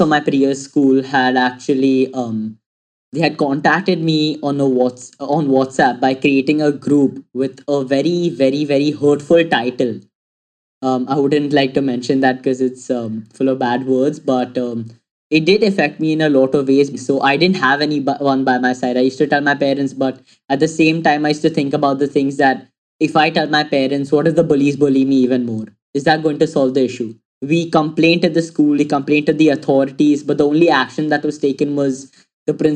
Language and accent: English; Mumbai, Maharashtra, India; I'm 17 years old and I'm from Mumbai.